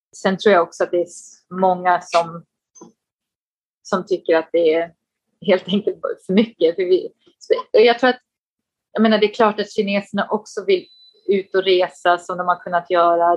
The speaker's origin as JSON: {"language": "Swedish", "town": "Falun", "region": "Dalarna County", "country": "Sweden", "also_born_or_lived": "Stockholm", "moved": "as an adult", "lives_now": "Beijing, China", "said": "jag kommer från, eh, från Dalarna, Falun, men eh, jag skulle nog ändå säga att Stockholm känns som hemma, för det var där jag pluggade"}